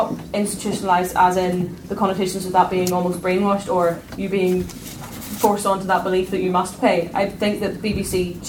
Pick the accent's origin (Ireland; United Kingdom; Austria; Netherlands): United Kingdom; my growing up in Britain